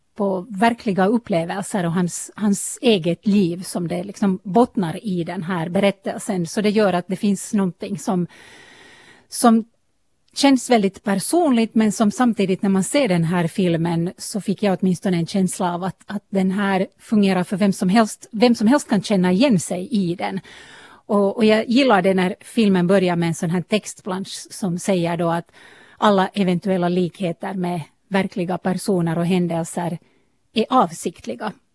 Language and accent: Swedish; eastern Uusimaa, Finland; jag själv är hemma från östra Nyland